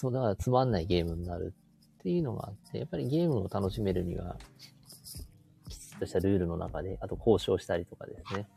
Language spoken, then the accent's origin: Japanese; Sapporo, Hokkaido, Japan; 札幌市内の自分の地元